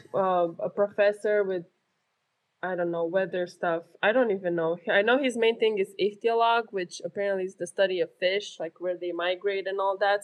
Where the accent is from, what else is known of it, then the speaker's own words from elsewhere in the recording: Romania; now in South Carolina, United States; I grew up in Romania